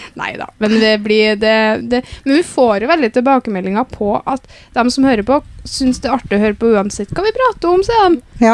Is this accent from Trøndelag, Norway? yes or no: yes; Namsos, Trøndelag, Norway; accent: Namsos dialect; Hører at jeg er fra Namsos?